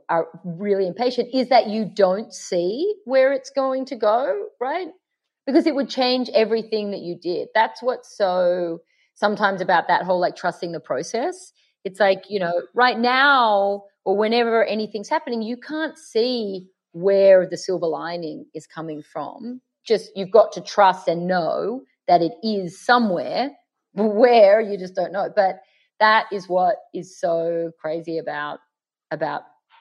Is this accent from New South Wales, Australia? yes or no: yes; Sydney, New South Wales, Australia; accent: Aussie; now in Los Angeles, United States; I'm in LA, but we're both from Sydney